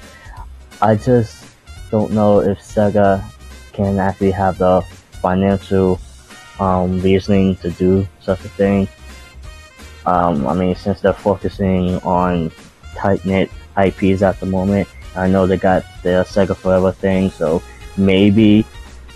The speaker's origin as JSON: {"language": "English", "town": "New York City", "region": "New York", "country": "United States", "said": "me being a New Yorker"}